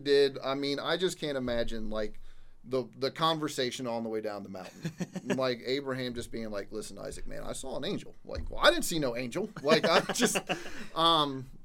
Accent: Missouri, United States; moved away; my home state of Missouri

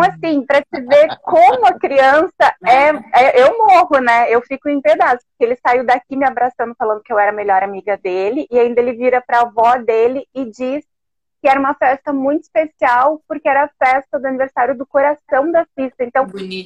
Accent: Alegrete, Rio Grande do Sul, Brazil; also born or lived in Santa Maria; now in Porto Alegre, Brazil; Eu sou daqui, eu sou daqui de Porto Alegre também. Na verdade, eu sou de Alegrete, né? Eu nasci

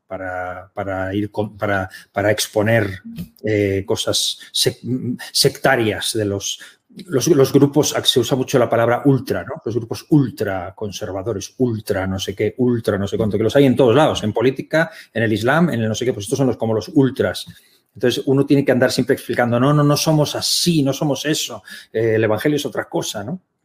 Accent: Spain; also born or lived in Germany; él tenía un llamamiento de Dios para España, regresó siendo yo un niño y, aquí crecimos

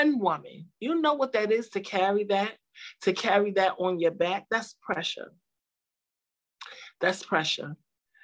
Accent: New York City, New York, United States; I'm from the hood. I grew up in Brownsville in Albany Projects

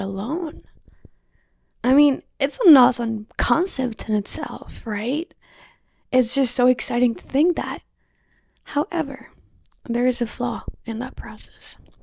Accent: Colombia; moved away; I'm welcoming you from Colombia. I'm greeting you from my home country.

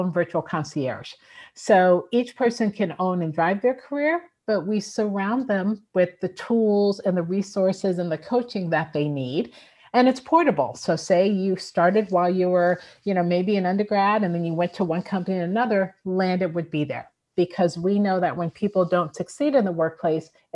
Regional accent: Newark, New Jersey, United States; moved away; I was from Newark, New Jersey.

